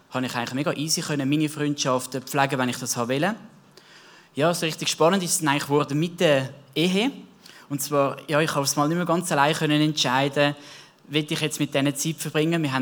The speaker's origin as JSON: {"language": "German", "region": "Zurich", "country": "Switzerland", "tie": "born or raised there", "said": "Ich bin selber im Zürich Wieland aufgewachsen."}